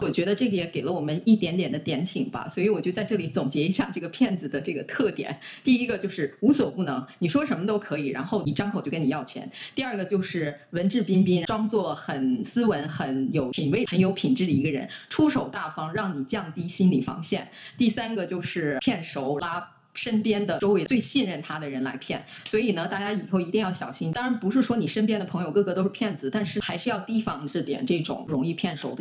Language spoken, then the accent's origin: Chinese; Shanxi, China; 因为我们老家是山西嘛